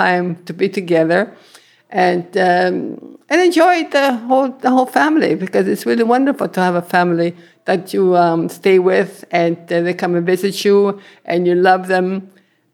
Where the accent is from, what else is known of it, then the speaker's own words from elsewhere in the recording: Italy; also born or lived in Sudbury, Canada; now in Canada; I come from Abrigliano in Italy. And we came in 1953 with my mother, two sisters, and a brother.